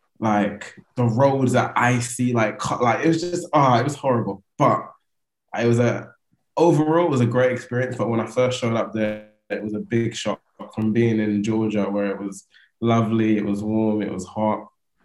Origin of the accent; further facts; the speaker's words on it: England, United Kingdom; I'm English, you're English, you know, like, we'll get on well